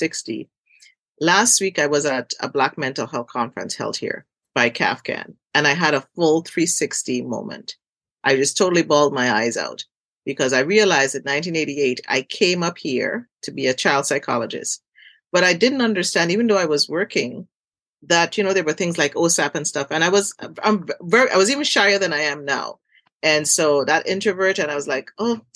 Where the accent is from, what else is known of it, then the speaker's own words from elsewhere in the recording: Trinidad & Tobago; growing up in Trinidad, growing up in community